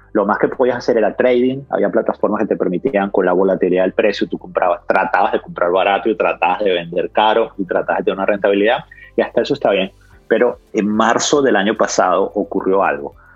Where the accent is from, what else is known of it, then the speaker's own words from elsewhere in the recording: Caracas, Capital District, Venezuela; moved away as an adult; also born or lived in Australia; Yo estudié primaria, secundaria y, y los primeros años de universidad en Caracas